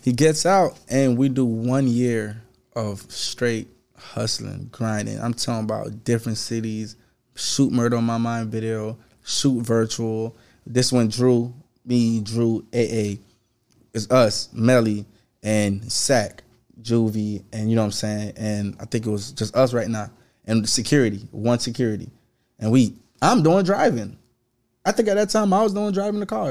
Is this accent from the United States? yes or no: yes; Sunrise, Florida, United States; also born or lived in Haiti; I'm from Broward County, Florida. I'm from the same place … from, … is from, Broward County. I'm just from, Br-, um, sunrise